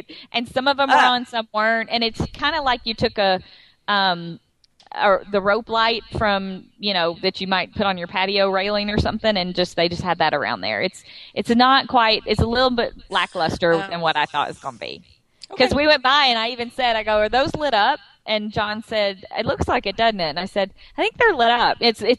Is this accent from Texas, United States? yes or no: yes; Texas, United States; moved away; because we're from Texas